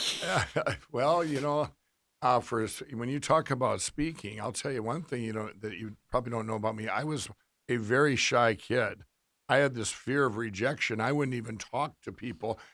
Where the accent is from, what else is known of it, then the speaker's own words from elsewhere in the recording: Minnesota, United States; I did this kiosk in Minnesota, uh, in our, one of our, it was about twenty miles, uh, fif, ten miles from my hometown